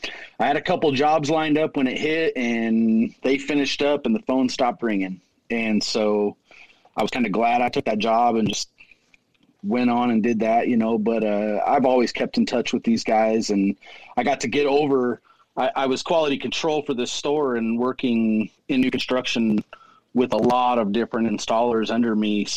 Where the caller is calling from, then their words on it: Caldwell, Idaho, United States; I'm calling from Caldwell, Idaho. I'm about 15 miles west of Boise.